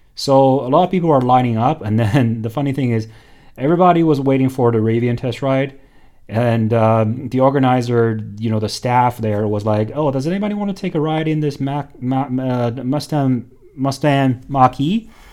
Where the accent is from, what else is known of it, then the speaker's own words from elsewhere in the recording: China; moved away; also born or lived in Hong Kong; growing up in China